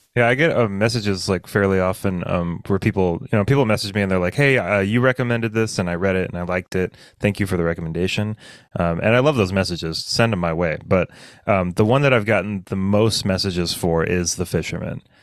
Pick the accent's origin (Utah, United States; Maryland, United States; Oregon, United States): Oregon, United States; south of Bend, Central; I grew up in Central Oregon, in not Bend, which is where people think Central. Like, I was in I was south of Bend, which is like the forest